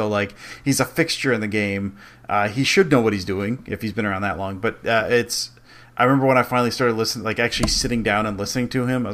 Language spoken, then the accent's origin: English; outside of Detroit, Michigan, United States; I grew up outside of Detroit